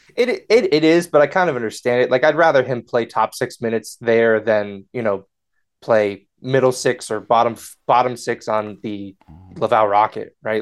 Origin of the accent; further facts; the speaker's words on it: United States; I'm, I'm an American. I live in the United States